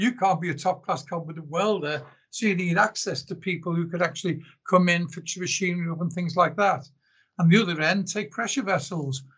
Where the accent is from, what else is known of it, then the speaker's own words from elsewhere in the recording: Liverpool, North West England, United Kingdom; also born or lived in South Africa; now in Australia; I was born in Liverpool originally in the UK, I then emigrated to South Africa back in 1974.